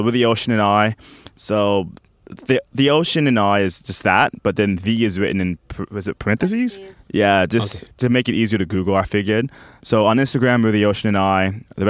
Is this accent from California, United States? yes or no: no; Orlando, Florida, United States; also born or lived in New Jersey; So I was born in New Jersey, but I grew up in Orlando.